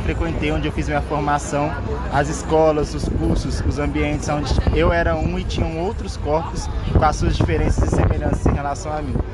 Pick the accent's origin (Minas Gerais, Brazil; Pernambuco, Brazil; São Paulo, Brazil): Minas Gerais, Brazil; quilombo in; moved away; also born or lived in Rio Grande do Norte; sou quilombola do quilombo Umbuns Caiango de Minas Gerais